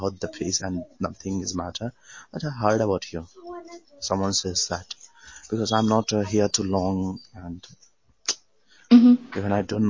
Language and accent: English; Delhi, India; I'm from Delhi.